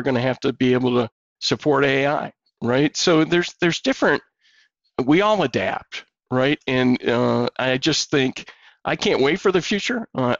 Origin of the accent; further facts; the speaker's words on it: Michigan, United States; I played 12 years of hockey growing up in Michigan.